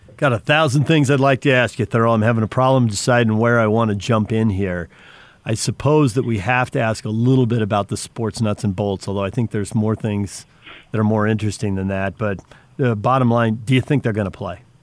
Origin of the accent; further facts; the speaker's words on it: West Coast, United States; a guy who grew up on the West Coast